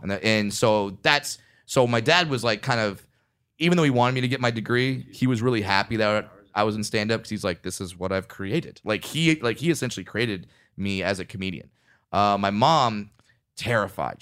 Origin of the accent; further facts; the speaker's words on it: Orange County, California, United States; when I was raised in Orange County